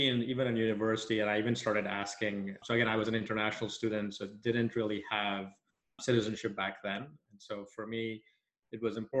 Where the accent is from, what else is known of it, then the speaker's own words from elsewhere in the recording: Nigeria; So I grew up in Nigeria. My parents are from India originally.